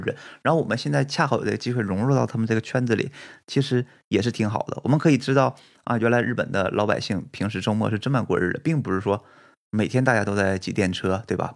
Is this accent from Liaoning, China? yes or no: yes; Fushun, Liaoning, China; moved away as an adult; now in Japan; 我是在东北出生的，我们，我是沈阳旁边的一个城市叫抚顺市